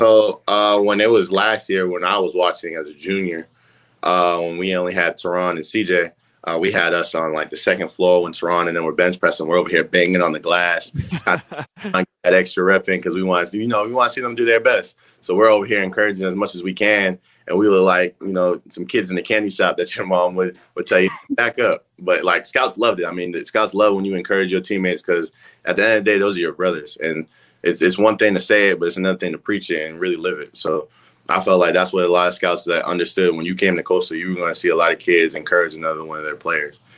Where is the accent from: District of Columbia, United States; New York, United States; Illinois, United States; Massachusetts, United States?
Massachusetts, United States; moved away as an adult; I'm from up north. I'm from Massachusetts